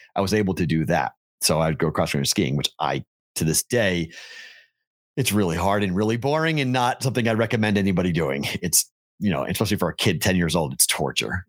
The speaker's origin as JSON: {"language": "English", "town": "Andover", "region": "Massachusetts", "country": "United States", "tie": "born or raised there", "also_born_or_lived": "Omaha, Nebraska", "moved": "yes", "lives_now": "Las Vegas, United States", "said": "when I was growing up in Andover"}